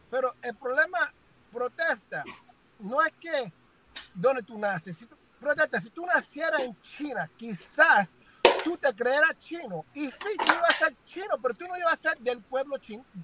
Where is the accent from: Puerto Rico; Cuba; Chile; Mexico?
Cuba; now in United States; Yo no nací aquí. Yo soy cubano, yo no quiero ser cubano.